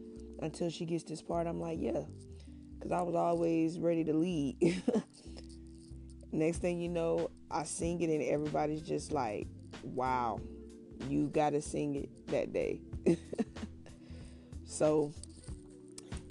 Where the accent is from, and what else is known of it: Winston-Salem, North Carolina, United States; born or raised there